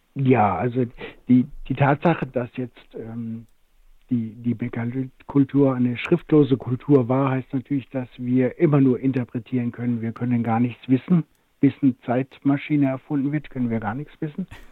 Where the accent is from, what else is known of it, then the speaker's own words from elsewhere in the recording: Rhineland-Palatinate, Germany; aus meiner Heimat der Pfalz